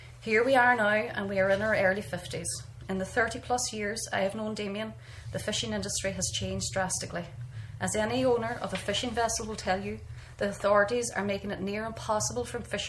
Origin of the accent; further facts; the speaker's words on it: North Donegal, Ulster, Ireland; now in West Cork, Ireland; I am from North Donegal